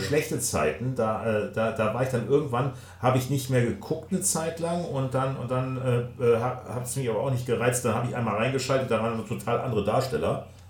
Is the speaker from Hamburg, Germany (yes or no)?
yes; Hamburg, Germany; als Hamburger